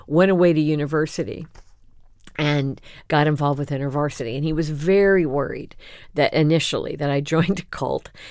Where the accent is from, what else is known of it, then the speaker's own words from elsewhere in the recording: Champaign, Illinois, United States; Champaign Urbana is my hometown